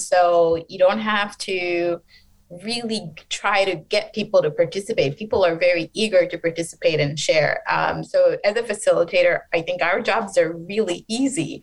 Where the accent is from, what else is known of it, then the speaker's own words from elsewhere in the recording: Detroit, Michigan, United States; also born or lived in Bangladesh; I grew up in a predominantly Bangladeshi American community in Detroit